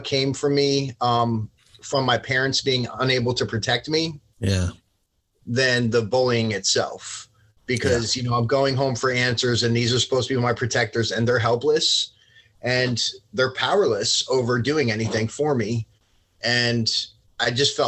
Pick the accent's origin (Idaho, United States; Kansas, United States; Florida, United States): Florida, United States; Port St. Lucie; born or raised there; also born or lived in Long Branch, New Jersey